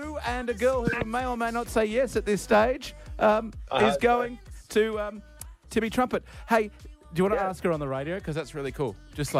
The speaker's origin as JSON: {"language": "English", "region": "Queensland", "country": "Australia", "said": "I, as a Queenslander"}